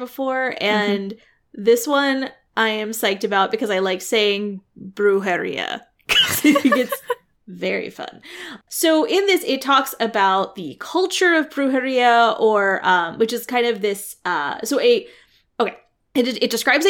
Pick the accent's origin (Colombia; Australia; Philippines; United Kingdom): United Kingdom; England; also born or lived in Scotland; My family's so boring. Okay. This is fine. It's like, where are you from? England, but also Scotland.